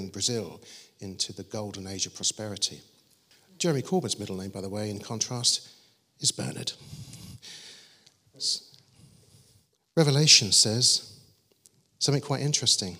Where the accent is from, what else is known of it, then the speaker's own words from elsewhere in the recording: London, United Kingdom; we grew up in South London